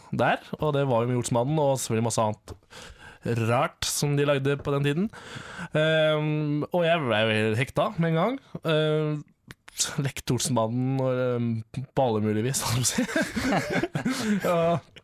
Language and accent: Norwegian; Bø, Telemark, Norway; Jeg er fra Bø i Telemark